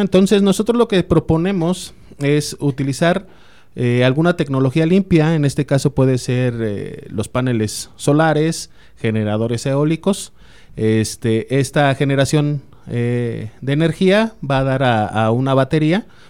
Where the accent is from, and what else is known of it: Mexico